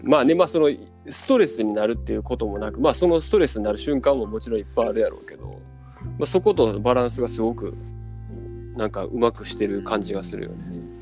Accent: Miyazaki, Japan; 僕、宮崎県なんですけど、

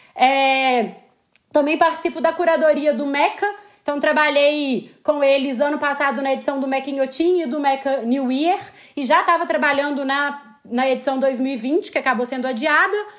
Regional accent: Belo Horizonte, Minas Gerais, Brazil; also born or lived in Barcelona; eu sou de Belo Horizonte, como provavelmente meu sotaque, se é que já não denunciou, vai denunciar

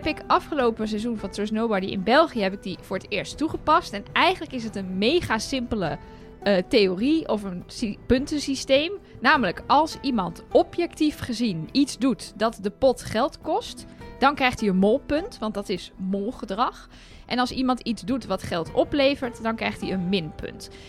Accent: Enschede, Overijssel, Netherlands; now in Utrecht, Netherlands; Ik ben 34. Ik ben geboren in Enschede. En ik woon in Utrecht

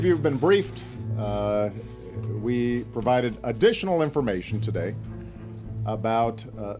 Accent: Hawaii, United States; I was born in Hawaii, August 4th, 1961, in Kapi'olani Hospital.

